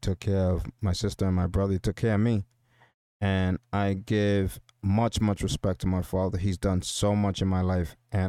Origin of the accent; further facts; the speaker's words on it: San Pedro de Macorís, Dominican Republic; moved away; I'm basically a Spanish kid from Dominican Republic. I came here from Dominican Republic. I was basically from San Pedro de Macorís. It's a small town in Dominican Republic. And it was really, it was a really poor town.